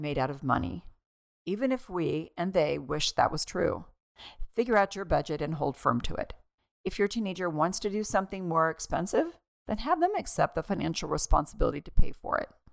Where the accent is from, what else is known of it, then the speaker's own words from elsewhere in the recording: Florida, United States; Growing up in Florida as a teen